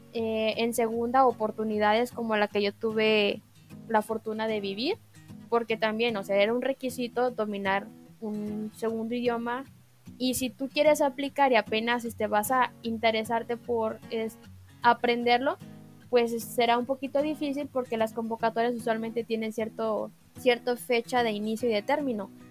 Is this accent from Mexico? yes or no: yes; Mexico; tengo 23 años y soy mexicana